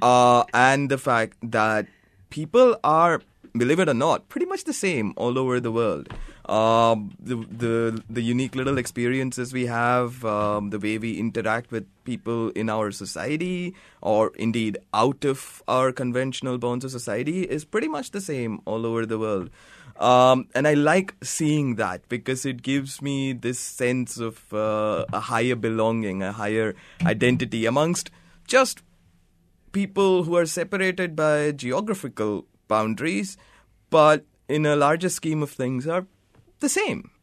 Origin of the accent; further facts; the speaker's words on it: Mumbai, Maharashtra, India; now in Brunswick, Australia; I'm from Sion.